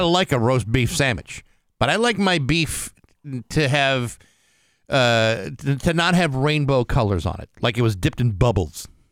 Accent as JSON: {"language": "English", "area": "South Shore", "region": "Massachusetts", "country": "United States", "tie": "born or raised there", "said": "they always canceled school in my hometown"}